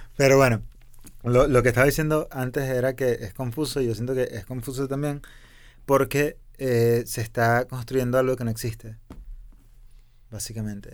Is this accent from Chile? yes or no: no; Venezuela; yo soy venezolano